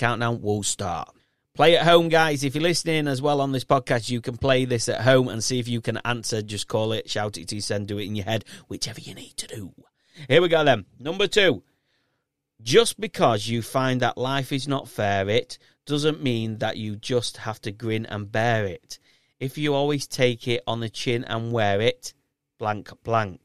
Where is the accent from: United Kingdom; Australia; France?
United Kingdom; Yorkshire and the Humber; accent: thick Yorkshire; I have a really thick Yorkshire accent